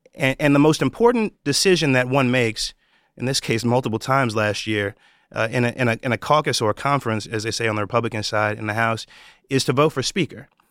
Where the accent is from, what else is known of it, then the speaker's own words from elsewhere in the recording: New York, United States; my home state of New York